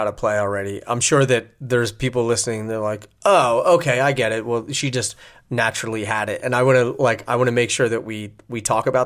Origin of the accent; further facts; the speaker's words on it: outside of Philly, Pennsylvania, United States; I grew up outside of Philly